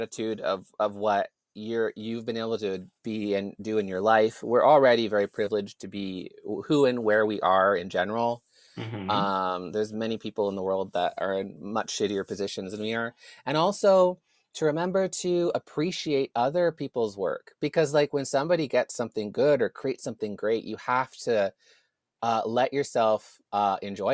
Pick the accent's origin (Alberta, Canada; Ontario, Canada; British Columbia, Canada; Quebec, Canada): Ontario, Canada; Kingston; my hometown Kingston